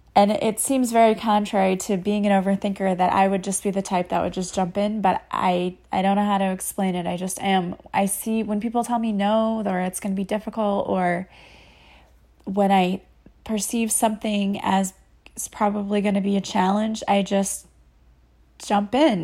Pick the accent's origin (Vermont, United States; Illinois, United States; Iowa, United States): Illinois, United States; Collinsville; I am from Collinsville, Illinois, which is a suburb of Saint Louis.